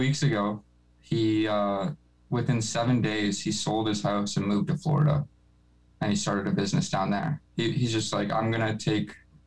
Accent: Canada; born or raised there

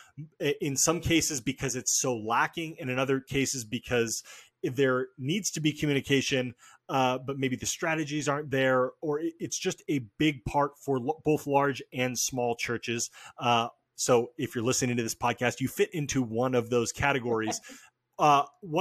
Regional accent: Albany, Oregon, United States; also born or lived in Portland, Oregon; I grew up in Oregon. I was born in Portland. I grew up like an hour south in a small town called Albany.

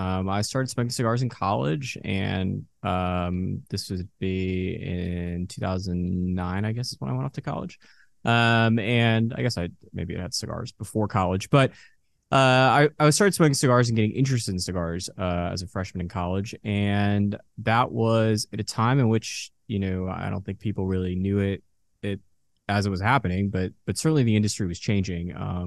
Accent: Dallas, Texas, United States; also born or lived in Boston; I grew up in Dallas. I was born in Boston, but I've been here since 99.

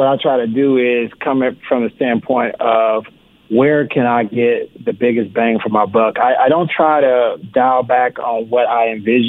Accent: Houston, Texas, United States; I've been very lucky and blessed that Houston is my hometown, and my hometown represents all the time

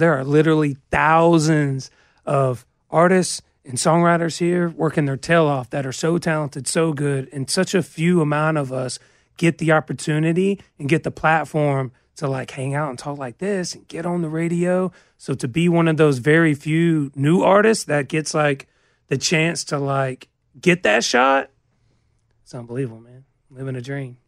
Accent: Georgia, United States; moved away; we're coming from Georgia, pine trees are just everywhere, so it makes me think of home

